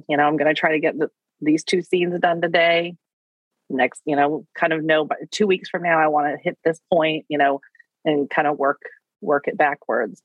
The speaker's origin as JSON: {"language": "English", "town": "Wichita", "region": "Kansas", "country": "United States", "tie": "born or raised there", "said": "I grew up in Wichita, Kansas"}